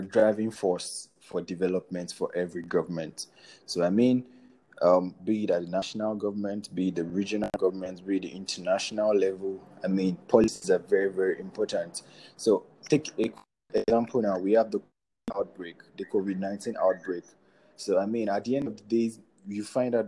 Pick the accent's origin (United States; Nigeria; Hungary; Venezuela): Nigeria; I am a Nigerian.